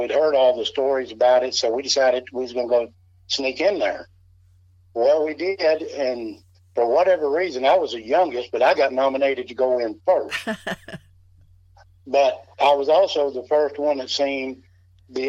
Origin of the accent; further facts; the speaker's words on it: Missouri, United States; also born or lived in Kentucky; I'm actually from Kentucky, but I grew up most of my life here in Missouri